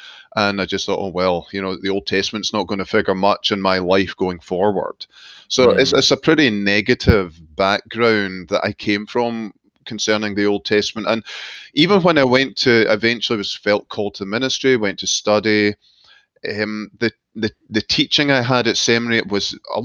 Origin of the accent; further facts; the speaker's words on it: Glasgow, Scotland, United Kingdom; moved away as an adult; also born or lived in Scottish Highlands; now in United States; I was born and brought up in Glasgow